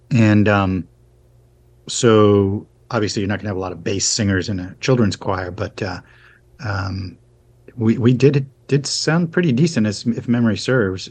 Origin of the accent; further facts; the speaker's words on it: Arlington, Virginia, United States; moved away; also born or lived in California / Boston; I basically grew up on the East Coast, um, in in Arlington, Virginia, basically DC